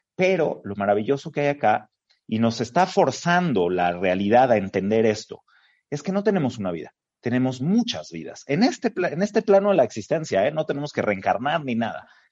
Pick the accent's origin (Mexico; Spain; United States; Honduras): Mexico; Como judío habiendo nacido en México, en este bendito país, con todas las oportunidades que hemos tenido acá